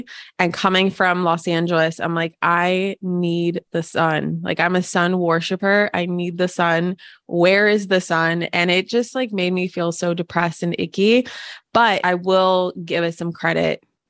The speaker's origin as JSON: {"language": "English", "country": "Ukraine", "tie": "born there", "said": "Originally, I was born in Ukraine, and I'm 75% Russian, 25% Ukrainian."}